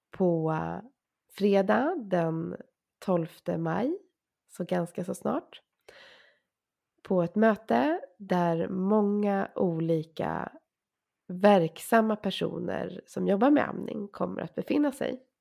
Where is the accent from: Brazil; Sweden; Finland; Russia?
Sweden; fast jag är så svensk man bara kan